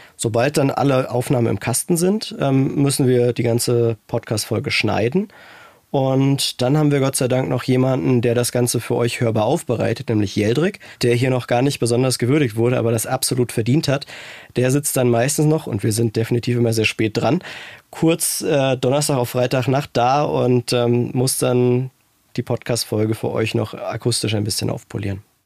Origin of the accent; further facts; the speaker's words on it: Frankfurt, Hesse, Germany; Ein echter Frankfurter Jung